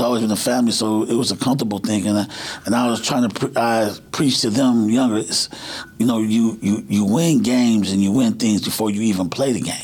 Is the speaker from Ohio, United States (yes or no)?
yes; Cleveland, Ohio, United States; I'm from Cleveland